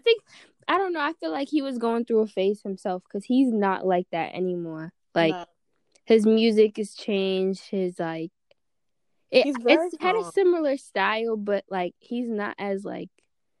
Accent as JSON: {"language": "English", "town": "Boston", "region": "Massachusetts", "country": "United States", "said": "I'm from Boston, Massachusetts. I am 22 years old"}